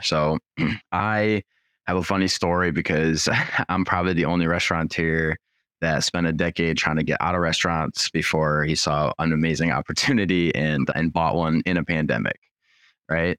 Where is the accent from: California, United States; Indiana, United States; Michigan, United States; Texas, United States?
Michigan, United States; Troy; I grew up in Troy, which is, like, basically borders Rochester.